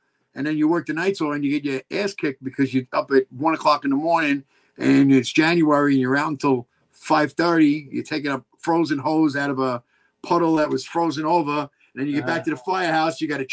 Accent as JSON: {"language": "English", "town": "New York City", "region": "New York", "country": "United States", "tie": "born or raised there", "said": "that's where I grew up in Richmond Hill"}